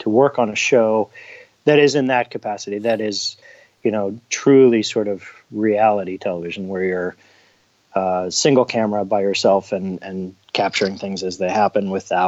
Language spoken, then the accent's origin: English; Portland, Oregon, United States; it's here in my hometown